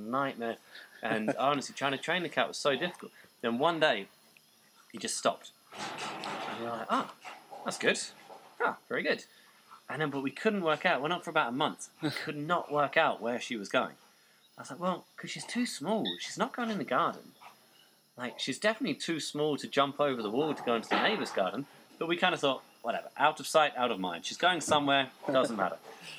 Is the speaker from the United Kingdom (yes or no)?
yes; Norwich, East of England, United Kingdom; also born or lived in Colchester; But my home team, Norwich, that's where I grew up. So I was born in Colchester, which is why I support them.